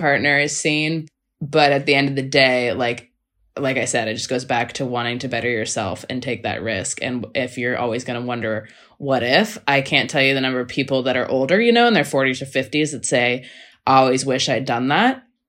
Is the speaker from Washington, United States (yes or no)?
yes; Seattle, Washington, United States; also born or lived in Los Angeles, United States; now in Melbourne, Australia; I grew up in Seattle though, so that was basically Canadian weather.